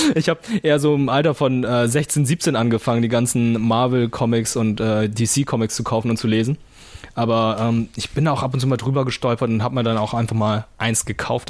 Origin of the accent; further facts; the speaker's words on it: Lüneburg, Lower Saxony, Germany; es gab ein äh, Fotogeschäft bei uns in Lüneburg